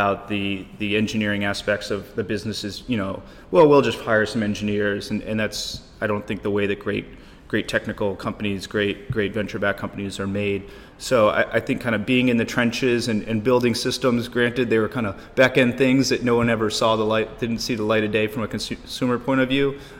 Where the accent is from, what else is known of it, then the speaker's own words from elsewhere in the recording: United States; also born or lived in Korea; I was living in Korea working for Samsung as an American